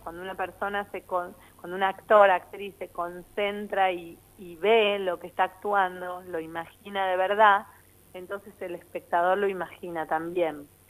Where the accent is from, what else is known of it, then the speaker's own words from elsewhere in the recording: Argentina; yo, que soy argentina